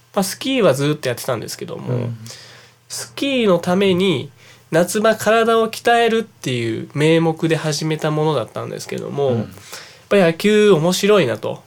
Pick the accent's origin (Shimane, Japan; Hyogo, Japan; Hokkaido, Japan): Hyogo, Japan; Yabu; 兵庫県出身なのは間違いないですけど、